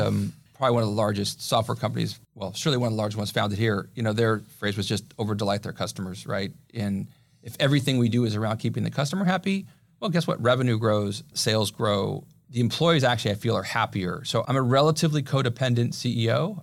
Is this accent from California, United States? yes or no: yes; Pasadena, California, United States; also born or lived in Santa Clara, California; now in San Diego, United States; I grew up in Pasadena